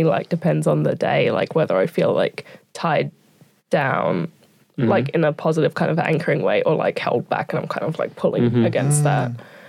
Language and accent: English; Queensland, Australia; moved away as an adult; now in Wellington, New Zealand; when I moved from Queensland over to Wellington, my parents also moved from the house that I've been in since I was born, down to Canberra